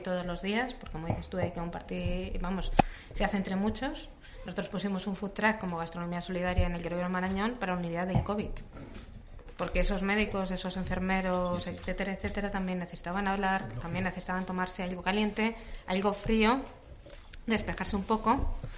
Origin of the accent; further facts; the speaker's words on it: Madrid, Community of Madrid, Spain; yo soy madrileña